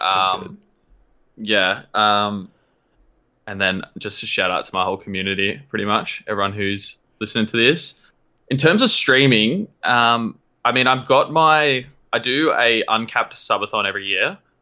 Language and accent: English; New South Wales, Australia; I'm from New South Wales.